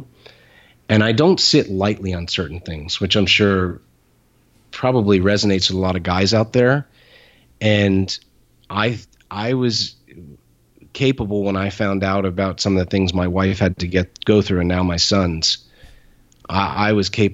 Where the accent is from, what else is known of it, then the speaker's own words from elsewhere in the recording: Ireland; I'm Irish